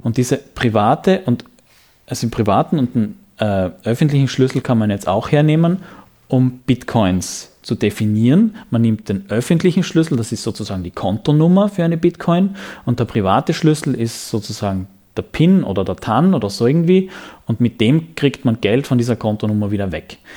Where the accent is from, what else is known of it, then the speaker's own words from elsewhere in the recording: Graz, Styria, Austria; Ich bin Grazer